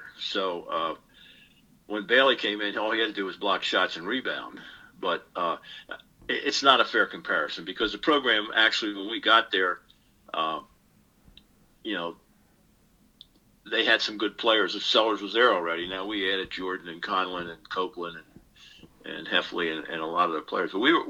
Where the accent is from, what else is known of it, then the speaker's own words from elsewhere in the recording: Ireland; Now, I'm an Irishman. You know, there are two kinds of Irishmen.